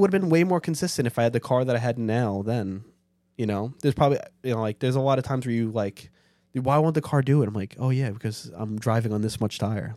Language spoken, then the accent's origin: English; New York City, New York, United States; I'm from Staten Island